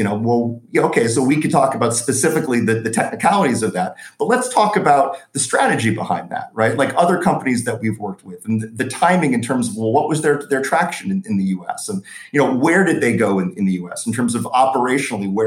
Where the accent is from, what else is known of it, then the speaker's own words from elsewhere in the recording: United States; moved away as an adult; now in London, United Kingdom; I'm an American in London